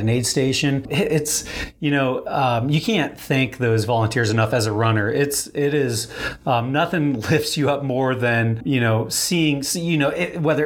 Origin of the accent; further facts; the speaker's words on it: outside of Rapid City, South Dakota, United States; now in Denver, United States; I grew up in South Dakota, outside of Rapid City. So this is kind of my hometown course